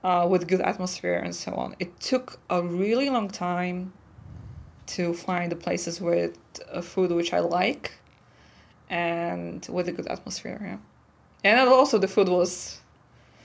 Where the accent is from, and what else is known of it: Poland; English is a second language; moved away as an adult; now in Slovakia